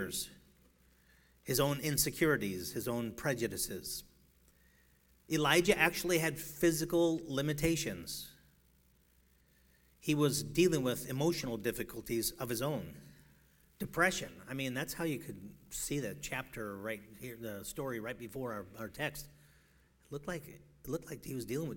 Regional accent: Chicago, Illinois, United States; now in Seattle, United States; I'm from Chicago. That's where I got to learn how to drive

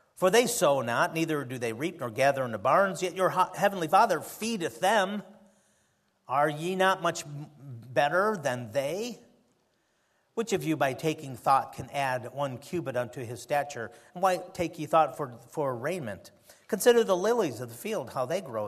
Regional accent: United States; As an American

